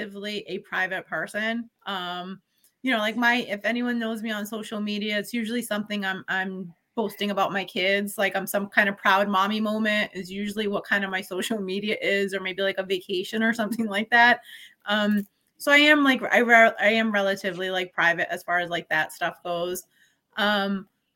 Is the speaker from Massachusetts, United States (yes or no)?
yes; New Bedford, Massachusetts, United States; born and raised in New Bedford